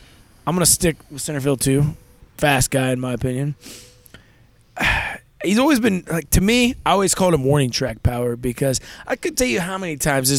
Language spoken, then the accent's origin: English; Central Illinois, United States; as a child growing up in Central Illinois in St. Louis Cardinal country